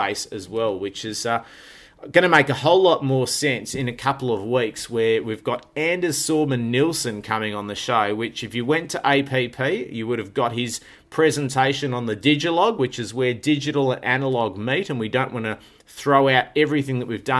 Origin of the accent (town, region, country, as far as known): Melbourne, Victoria, Australia; born or raised there